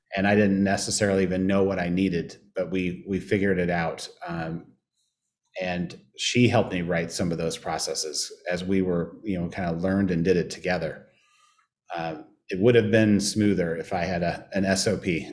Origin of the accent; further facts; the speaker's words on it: Indianapolis, Indiana, United States; moved away as an adult; also born or lived in Chicago; now in St. Louis, United States; I grew up in Indianapolis